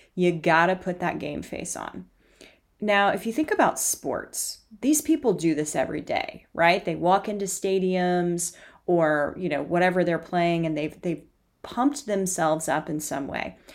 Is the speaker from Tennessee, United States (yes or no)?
yes; Knoxville, Tennessee, United States; I grew up in Knoxville, Tennessee